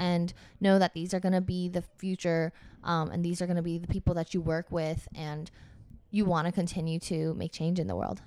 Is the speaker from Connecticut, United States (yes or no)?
no; Georgia, United States; I'm from Georgia, so in my head, tech was just, like, where all the STEM kids from my high school end